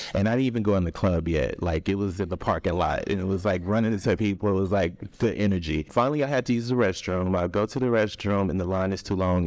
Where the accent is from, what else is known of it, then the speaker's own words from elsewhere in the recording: Austin, Texas, United States; I'm originally from Austin, Texas